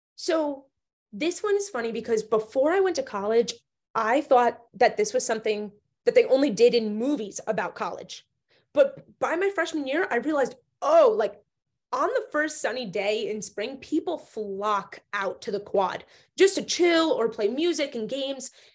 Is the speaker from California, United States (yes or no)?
no; New Jersey, United States; I grew up in New Jersey, right outside New York City.